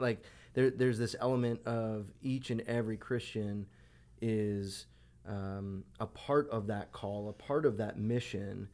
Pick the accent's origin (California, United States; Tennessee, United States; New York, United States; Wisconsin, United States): New York, United States; Long Island; I grew up on Long Island, so deli sandwiches on Long Island were the best